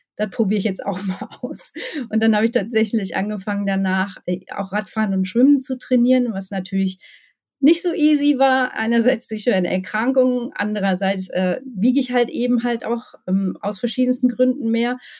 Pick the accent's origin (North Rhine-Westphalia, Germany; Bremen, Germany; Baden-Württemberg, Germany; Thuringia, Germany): North Rhine-Westphalia, Germany; Ruhr area; now in Bochum, Germany; Ich bin ähm, ein echtes Ruhrpott-Blag, sagt man hier. Ähm, bin im Ruhrpott geboren, ähm, habe schon in verschiedenen Ruhrpottstädten gewohnt